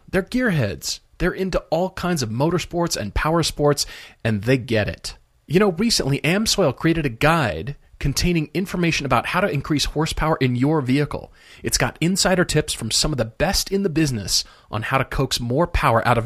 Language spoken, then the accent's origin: English; Minneapolis, Minnesota, United States; born there; By the way, I was born in Minneapolis.